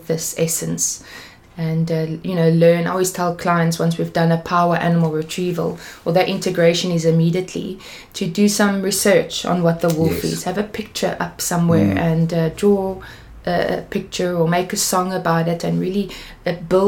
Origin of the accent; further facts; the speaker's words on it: Cape Town, Western Cape, South Africa; also born or lived in England / Peru; I am from Cape Town, born here. I've done quite a bit of traveling, but I'm from here